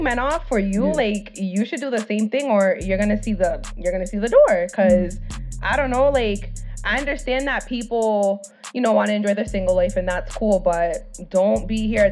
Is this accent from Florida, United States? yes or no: no; Rhode Island, United States; I was born to a Dominican family, and I'm obviously from Rhode Island.